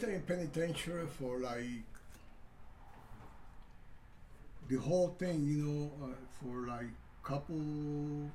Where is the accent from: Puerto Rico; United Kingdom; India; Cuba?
Cuba; Santiago de Cuba; moved away; also born or lived in Wisconsin; I'm from Santiago, Cuba.